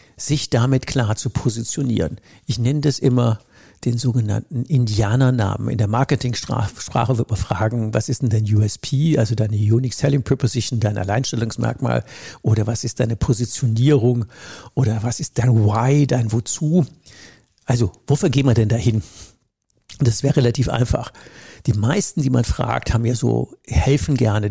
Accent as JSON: {"language": "German", "region": "Rhineland-Palatinate", "country": "Germany", "said": "in der Pfalz, wo ich herkomme, in der Südpfalz"}